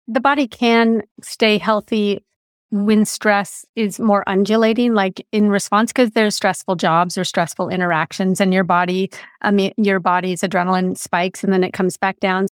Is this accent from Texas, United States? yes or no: no; California, United States; I am being a Californian and raised a Californian